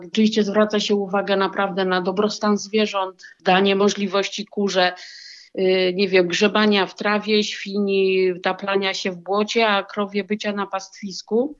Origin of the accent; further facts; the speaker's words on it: Warsaw, Masovian Voivodeship, Poland; moved away as an adult; also born or lived in near Grzybów; now in Grzybów, Poland; urodziłam się i wychowałam w Warszawie